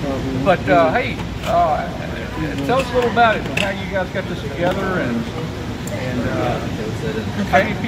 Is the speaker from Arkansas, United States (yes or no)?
yes; Wilson, Arkansas, United States; moved away; It's near my hometown of Wilson.